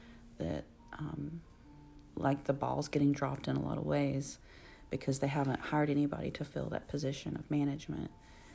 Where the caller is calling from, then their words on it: Alabama, United States; your host, and I am podcasting from Alabama. Alabama, USA.